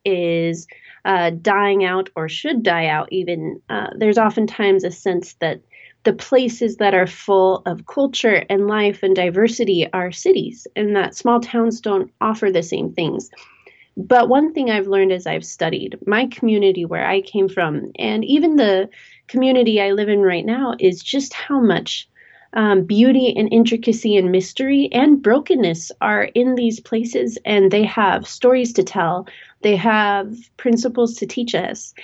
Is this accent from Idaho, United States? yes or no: yes; rural Idaho, United States; also born or lived in Northern Virginia; now in Virginia, United States; I grew up in rural Idaho